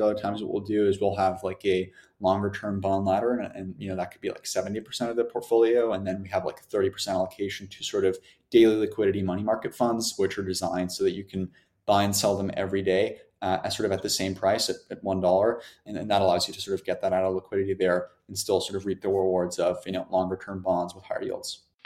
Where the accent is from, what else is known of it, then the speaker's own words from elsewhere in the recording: Germany; moved away; I'm originally from Germany